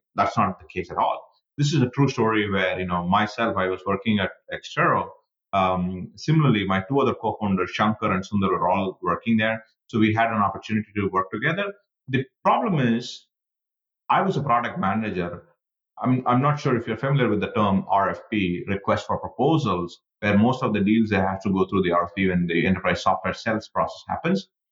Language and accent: English; India; moved away as an adult; I was born and raised in India